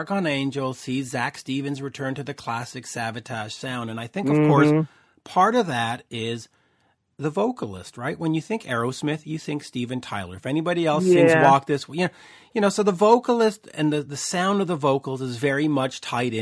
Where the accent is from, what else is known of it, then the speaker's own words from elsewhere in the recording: Canada; I'm Canadian